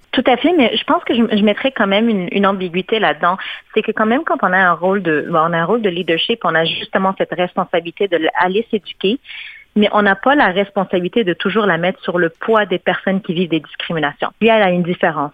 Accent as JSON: {"language": "French", "country": "Morocco", "moved": "yes", "lives_now": "Canada", "said": "mon pays d'origine, le Maroc"}